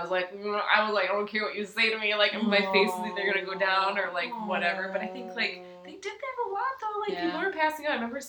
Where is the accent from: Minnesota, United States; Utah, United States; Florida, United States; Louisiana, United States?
Minnesota, United States; what a time to be alive as a Minnesotan.